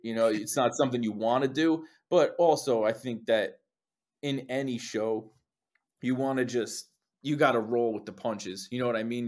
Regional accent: Saddle Brook, New Jersey, United States; there was a little shop in my hometown, Saddlebrook, New Jersey.

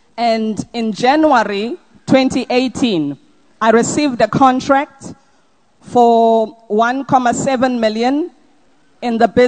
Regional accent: Durban, KwaZulu-Natal, South Africa; I'm coming from Durban, and my testimony is on behalf of myself and my husband.

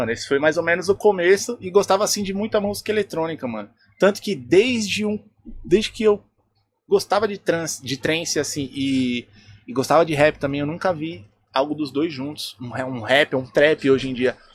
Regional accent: São Paulo, Brazil; lá do Grajaú, lá de onde eu sou

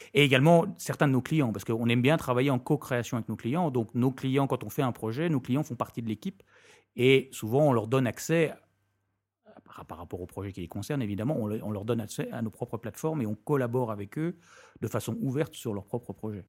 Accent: France; moved away as an adult; also born or lived in United States / London / Belgium; now in Brussels, Belgium; je suis français.

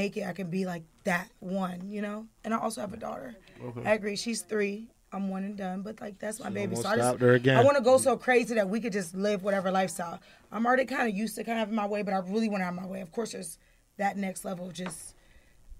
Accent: Columbus, Ohio, United States; I was born in Columbus, in Ohio

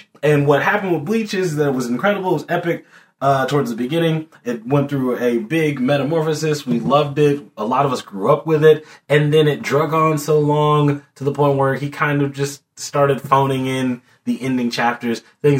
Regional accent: East Texas, United States; moved away; I'm from East Texas, and that's about as far east before now, like I'm on the East Coast. Like, that I've ever been.

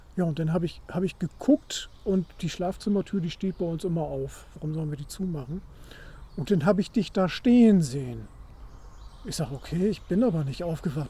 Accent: Wilhelmshaven, Lower Saxony, Germany; ich komme aus Wilhelmshaven, Wilhelmshaven alte äh, Marine-Militärstadt.

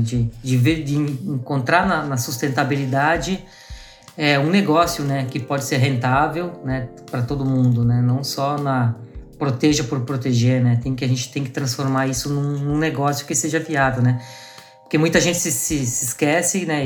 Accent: Garibaldi, Rio Grande do Sul, Brazil; now in Florianópolis, Brazil; sou gaúcho, né? Eu tô morando aqui em Floripa, mas eu sou da serra aí de, de Garibaldi, né? De originado, então eu nasci, cresci aí no interior aí do estado

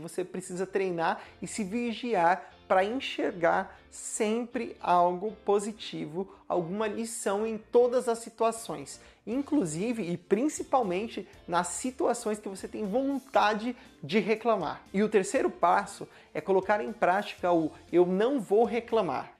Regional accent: São Paulo, Brazil; bairro de onde eu cresci ou nasci que é aqui no extremo sul de São Paulo, perto do Jardim Ângela

